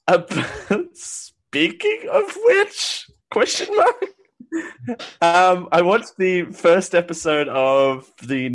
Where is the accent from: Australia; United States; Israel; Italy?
Australia; I'm Australian